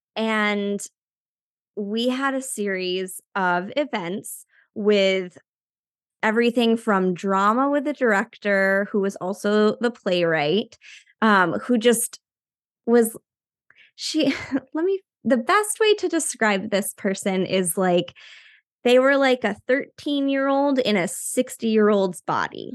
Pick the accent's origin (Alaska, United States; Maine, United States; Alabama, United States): Maine, United States; also born or lived in New York; now in Salem, United States; I'm originally from Maine, but I live in the Salem, Massachusetts area now after a little stint in New York.